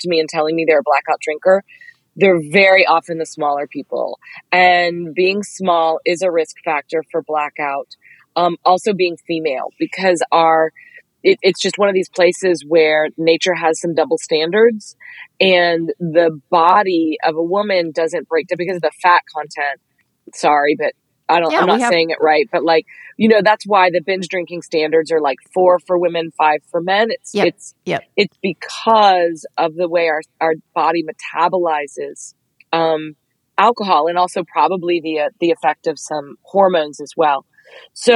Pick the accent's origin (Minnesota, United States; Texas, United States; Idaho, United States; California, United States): Texas, United States; Dallas; I'm 5'2" and I'm from Dallas